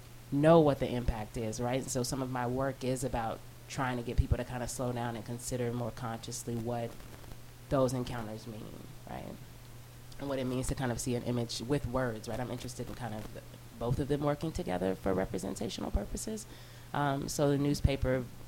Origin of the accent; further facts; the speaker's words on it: Chicago, Illinois, United States; also born or lived in Flatbush, Brooklyn, New York; now in New York, United States; I'm from Chicago